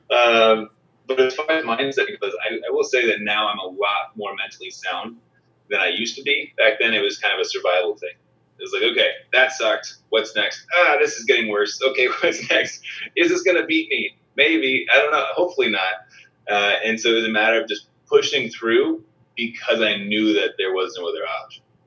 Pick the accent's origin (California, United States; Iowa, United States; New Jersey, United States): California, United States; San Diego; I grew up in San Diego, so I grew up outdoors a lot